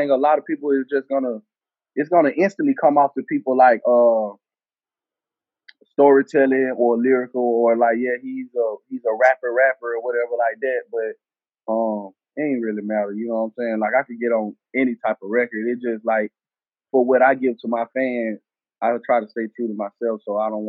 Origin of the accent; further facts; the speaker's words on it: the South, United States; accent: southern; Uh, I'm from the South. My tone, my tone of voice, my rap voice or whatever they want to call it, my tone is southern, raw, you know.